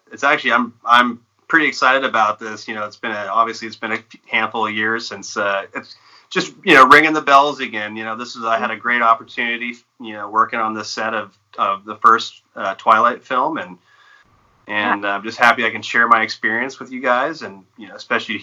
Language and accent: English; Portland, Oregon, United States; I'm a Portland, Oregon native. I grew up here.